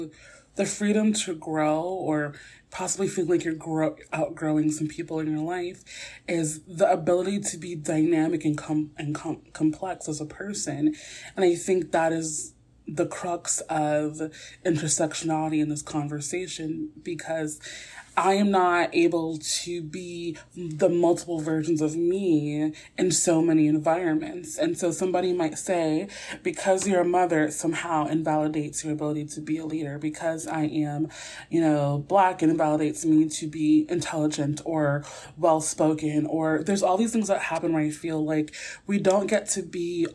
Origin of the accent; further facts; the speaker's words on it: New York City, New York, United States; I'm also from Brooklyn. I'm going to drop my G sometimes.